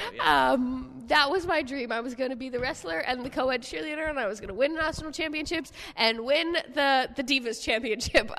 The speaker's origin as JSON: {"language": "English", "region": "New Jersey", "country": "United States", "said": "one area in Jersey and I'm from a small area, but I'm still from the whole freaking thing"}